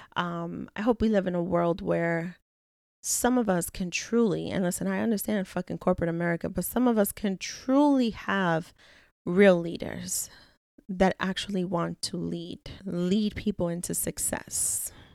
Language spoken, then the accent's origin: English; New York City, New York, United States; I am a girl from the Bronx.